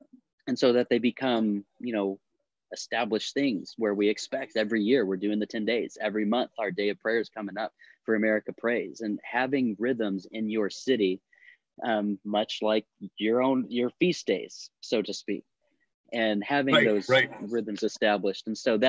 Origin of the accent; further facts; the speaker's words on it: Florida, United States; also born or lived in Georgia / Montana; now in San Antonio, United States; We're from Southeast Florida and Georgia, and then the military sent us to Montana. We're in San Antonio.